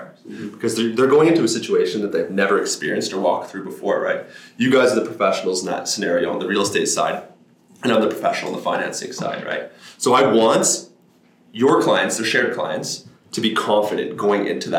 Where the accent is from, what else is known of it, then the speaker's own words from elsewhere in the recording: Calgary, Alberta, Canada; I grew up in Mackenzie Lake.